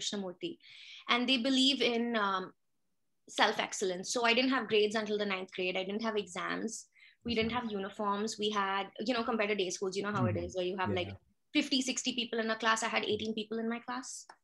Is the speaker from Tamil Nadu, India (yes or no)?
no; Pune, Maharashtra, India; moved away as an adult; also born or lived in Mumbai; now in Canada; So I was born in Pune. My mom's family is from Pune. She was from an army family and my dad's from Bombay. So I was actually in boarding school since I was 9.